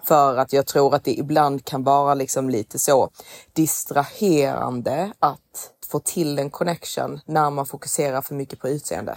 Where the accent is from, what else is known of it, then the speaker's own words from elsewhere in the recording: Sweden; vi är svenskar och det är klart att vi har växt upp